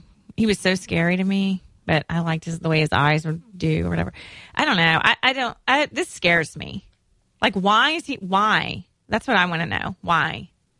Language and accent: English; Mississippi, United States; I'm from Mississippi